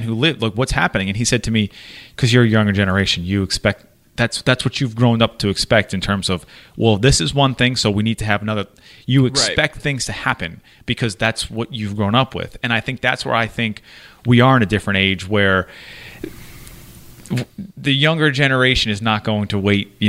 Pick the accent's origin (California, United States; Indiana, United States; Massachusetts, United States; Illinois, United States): Massachusetts, United States; growing up in Massachusetts